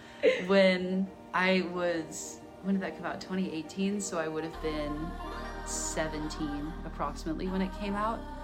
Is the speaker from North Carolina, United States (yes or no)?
no; Bay Area, Northern California, United States; I'm from Northern California, I'm from the Bay Area, so I'm from an urban, liberal area